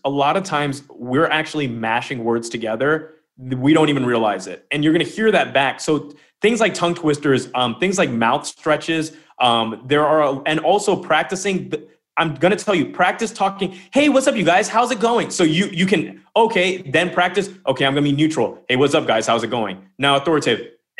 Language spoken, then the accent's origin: English; United Kingdom; I'm British. I called Lemon up. I was living in France during the lockdown.